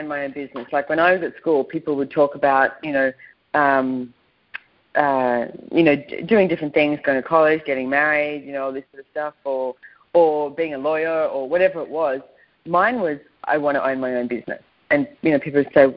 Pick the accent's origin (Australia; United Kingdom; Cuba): Australia; I was brought up in Australia